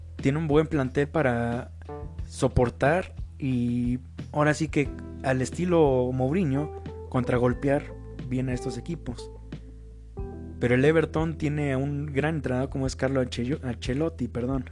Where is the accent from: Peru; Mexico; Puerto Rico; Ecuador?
Mexico; yo soy mexicano